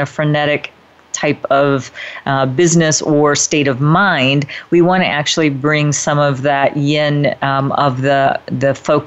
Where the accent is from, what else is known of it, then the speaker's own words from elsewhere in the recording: Midwest, United States; now in Northern California, United States; Now, I live in Northern California, so you know we don't exactly have the strong four seasons like where I grew up in the Midwest